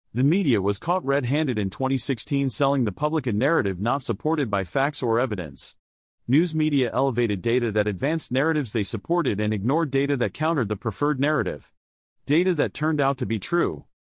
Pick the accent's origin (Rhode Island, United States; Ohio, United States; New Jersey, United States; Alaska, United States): New Jersey, United States; We are all from New Jersey.